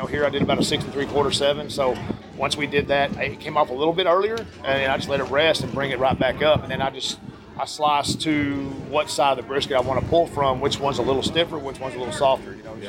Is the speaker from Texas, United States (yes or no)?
yes; Midland, Texas, United States; we're at 2,800 foot at 2,750, 2,780 in Midland. Yep. So where my hometown is, I'm 2,780